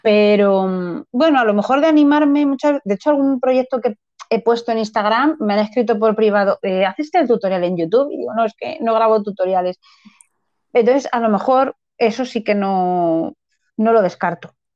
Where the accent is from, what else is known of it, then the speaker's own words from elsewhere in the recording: Madrid, Community of Madrid, Spain; yo soy de Madrid